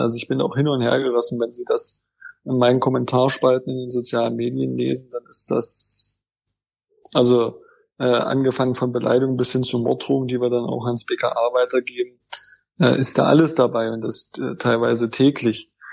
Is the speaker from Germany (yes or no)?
yes; Wittenberg district, Saxony-Anhalt, Germany; ich bin ja aus dem Landkreis Wittenberg